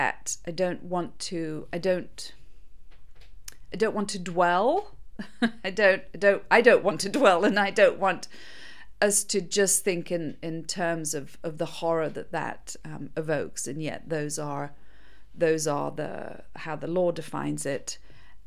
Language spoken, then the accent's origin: English; Mauritius; I'm from Mauritius